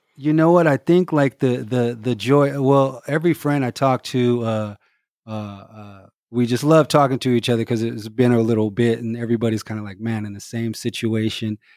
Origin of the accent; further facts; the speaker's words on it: Los Angeles, California, United States; also born or lived in Omaha, Nebraska / Inglewood / Hawthorne; my mom moved to L A around, uh, when I was three, right before kindergarten